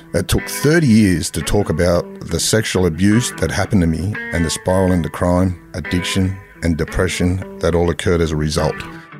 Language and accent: English; Sydney, New South Wales, Australia; I grew up in Mount Druitt and in prison and in the boys' homes